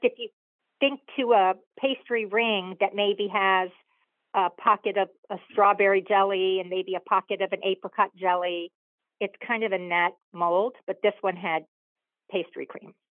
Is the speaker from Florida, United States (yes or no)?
yes; Coral Gables area, South Florida, United States; also born or lived in Boston, Massachusetts; growing up, there was a bakery in Coral Gables that we all loved.